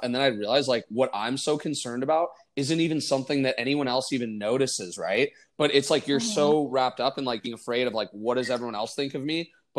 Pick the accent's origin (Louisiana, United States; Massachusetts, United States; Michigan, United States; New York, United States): Michigan, United States; moved away as an adult; now in Arizona, United States; my friends that I grew up with back in Michigan